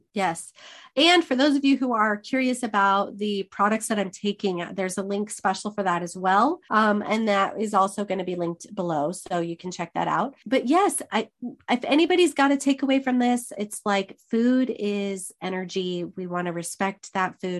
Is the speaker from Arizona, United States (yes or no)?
yes; Arizona, United States; all my life growing up in Arizona